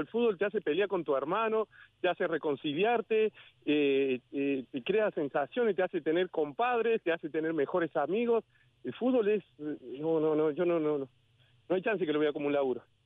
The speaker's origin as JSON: {"language": "Spanish", "region": "Córdoba", "country": "Argentina", "tie": "born or raised there", "moved": "yes", "said": "cuando era chico vivía en Córdoba"}